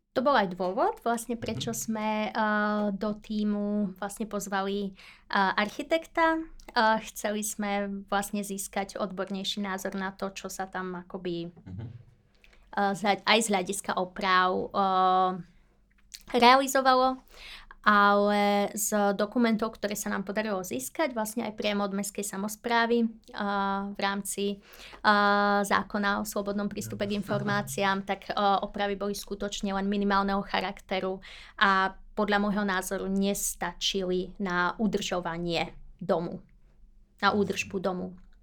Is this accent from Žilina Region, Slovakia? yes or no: no; Veľký Krtíš, Banská Bystrica Region, Slovakia; moved away as an adult; also born or lived in Brno; ja pochádzam priamo z Veľkého Krtíša